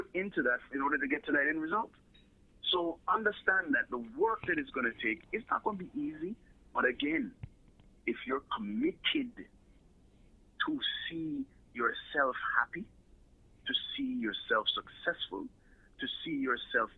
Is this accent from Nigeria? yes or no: no; Jamaica; moved away; also born or lived in United States